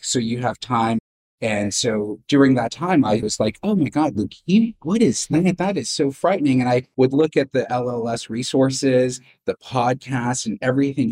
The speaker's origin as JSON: {"language": "English", "area": "Bay Area", "region": "California", "country": "United States", "tie": "born or raised there", "said": "I grew up in the Bay Area. This is home for me."}